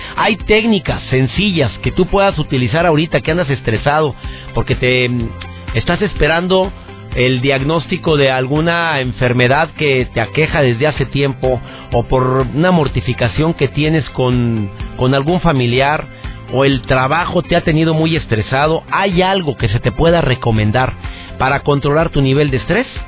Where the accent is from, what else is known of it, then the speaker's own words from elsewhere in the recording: Monterrey, Nuevo León, Mexico; conductor de televisión en Monterrey, en mi ciudad natal